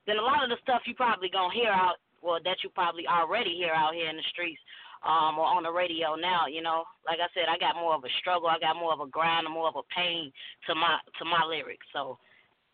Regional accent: Chicago, Illinois, United States; growing up in Chicago

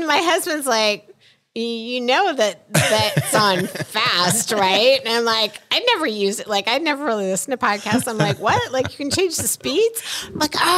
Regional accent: Midwest, United States; moved away; when I grew up in the Midwest

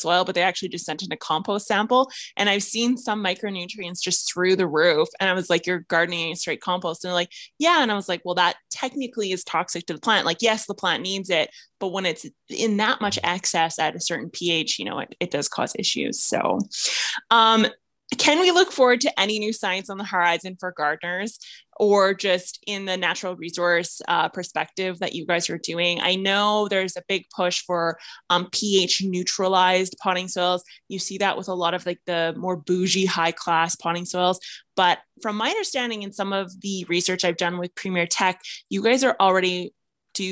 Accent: Saskatchewan, Canada; I'm from Saskatchewan. We have zero French here.

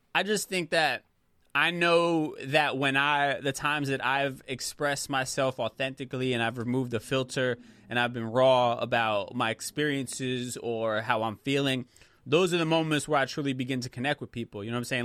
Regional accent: United States; I was born in the States

